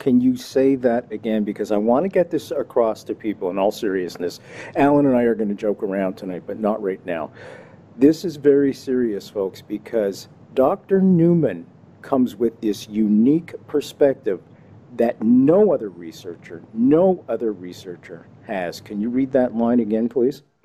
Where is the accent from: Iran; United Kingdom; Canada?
Canada; me being Canadian